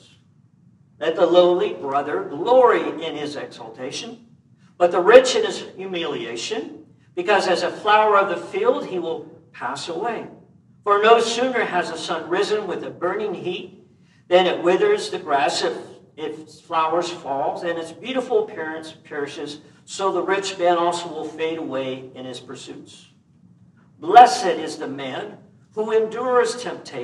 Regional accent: Kansas, United States; now in California, United States; when I grew up in Kansas

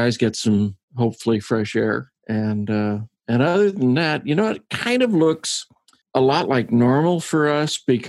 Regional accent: Arizona, United States; moved away as an adult; also born or lived in Prescott, Arizona; now in Dallas, United States; I'm originally from Arizona

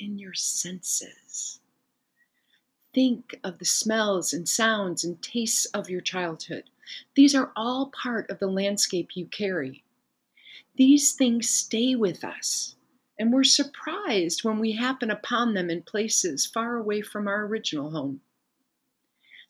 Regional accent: Chicago, Illinois, United States; moved away as an adult; now in Italy; I grew up in Chicago with busy streets and alleys

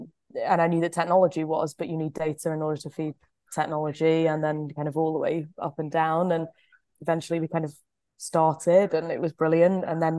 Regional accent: Stockport, North West England, United Kingdom; I grew up above nurseries in Stockport outside of Manchester.

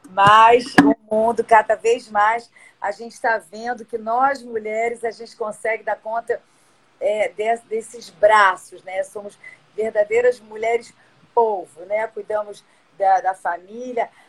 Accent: São Paulo, Brazil; porque eu sou de São Paulo, que nem eu te falei.

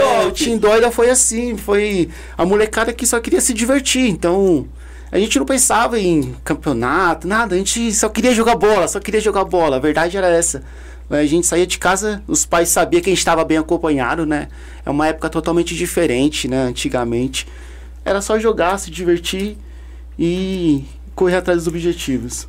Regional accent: São Paulo, Brazil; A gente vem de um bairro lá do Chácara Santa Amaro

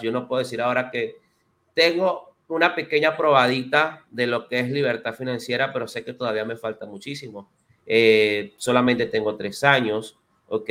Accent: Venezuela; moved away as an adult; now in Dominican Republic; yo soy venezolano. Tengo cuatro años viviendo aquí en, República Dominicana

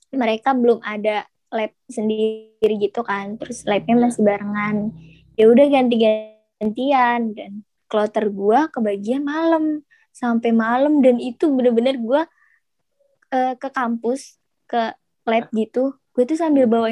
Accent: Bekasi, West Java, Indonesia; now in Solo, Indonesia; ya gue kan anak rantau kan gue dari Bekasi iya. terus gue pergi ke Solo gitu loh gue sendirian gak ada temen

